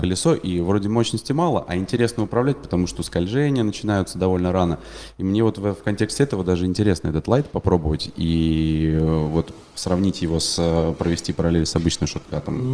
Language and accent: Russian; Saint Petersburg, Russia; я в детстве, когда на Невское кольцо с папой ходил на кольцевые гонки в Питере